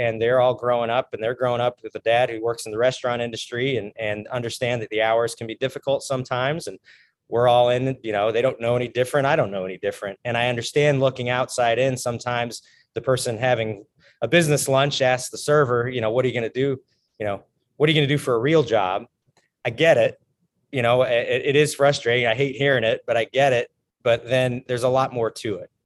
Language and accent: English; Morrison, Colorado, United States; moved away as an adult; also born or lived in Bozeman, Montana; I grew up in Morrison, Colorado